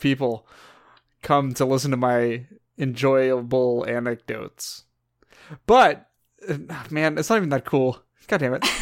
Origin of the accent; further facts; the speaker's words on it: California, United States; we're all raised Californian here